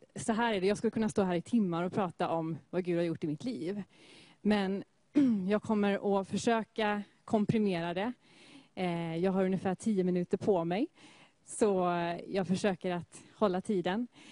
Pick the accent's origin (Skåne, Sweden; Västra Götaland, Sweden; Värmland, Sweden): Västra Götaland, Sweden; Gothenburg; är född och uppvuxen i Göteborg. Och i Askim